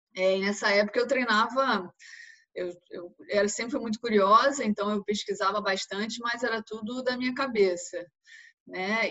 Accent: Rio de Janeiro, Brazil; moved away as an adult; now in Italy; eu sou carioca, tenho 31 anos

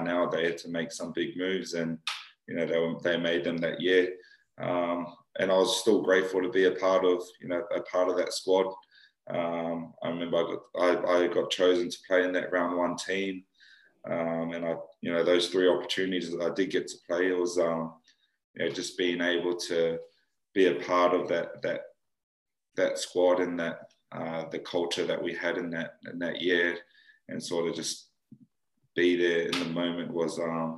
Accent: New South Wales, Australia; moved away as an adult; also born or lived in New Zealand; now in Wakefield, United Kingdom; growing up in New South Wales

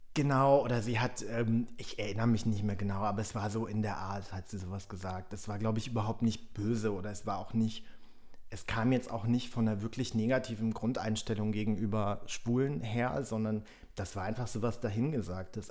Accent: Germany; first language Polish; German is a second language; also born or lived in Berlin / Frankfurt; ich bin natürlich in Deutschland aufgewachsen

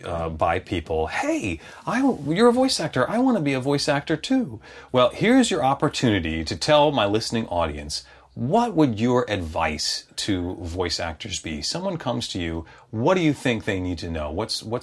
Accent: Chicago, Illinois, United States; accent: Chicago accent; I was raised in Chicago, and you can tell I don't really have much of a Chicago accent anymore.

